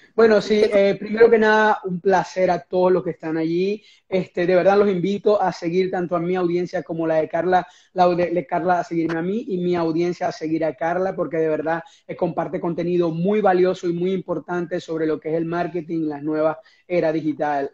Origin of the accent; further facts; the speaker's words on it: Venezuela; moved away as an adult; now in United States; cuando estaba en mi país de origen, que es Venezuela